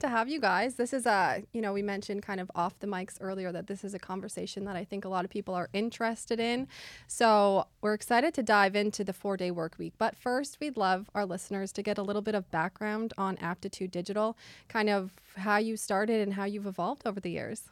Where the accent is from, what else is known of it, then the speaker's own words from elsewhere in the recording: Winnipeg, Manitoba, Canada; now in Nova Scotia, Canada; I'm from Winnipeg